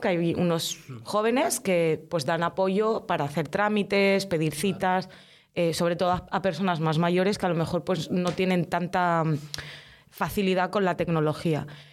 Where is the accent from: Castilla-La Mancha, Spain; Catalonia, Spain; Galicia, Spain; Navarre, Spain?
Catalonia, Spain; L'Hospitalet de Llobregat; also born or lived in Casablanca, Morocco; llevo toda la vida viviendo en la Florida, desde los seis años concretamente. Yo nací en Marruecos, en Casablanca, y pues mis padres migraron, vinimos aquí.